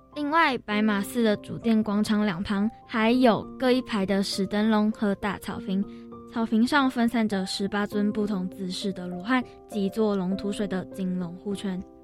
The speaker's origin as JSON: {"language": "Chinese", "region": "New Taipei", "country": "Taiwan", "tie": "born or raised there", "said": "我们的家乡新北市在民国九十九年以前称为台北县"}